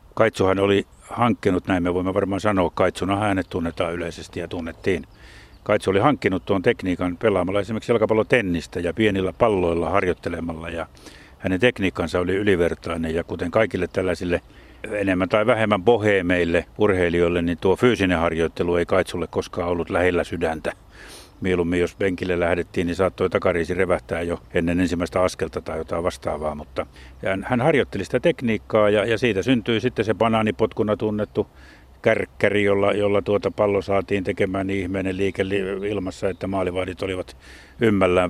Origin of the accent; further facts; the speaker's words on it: Jyväskylä, Central Finland, Finland; olen Jyväskylästä kotoisin